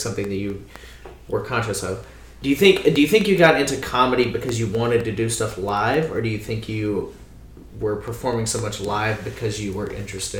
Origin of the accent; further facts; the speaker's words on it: Louisiana, United States; I grew up in Louisiana in a place where there were no magicians.